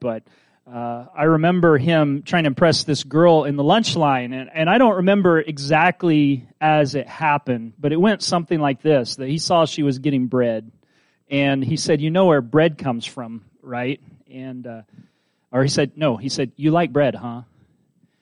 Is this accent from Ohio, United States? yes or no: no; Kansas, United States; I'm from Kansas, but I'm from the suburbs